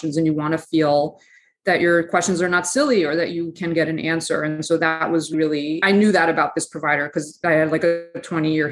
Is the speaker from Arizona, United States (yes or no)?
no; New York City, New York, United States; I grew up in Eastern Queens on the border of Queens and Nassau.